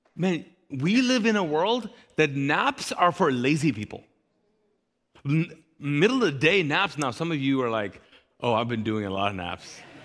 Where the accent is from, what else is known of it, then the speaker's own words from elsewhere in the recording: Kuwait; now in Charlotte, United States; I grew up in the Middle East, in Kuwait in particular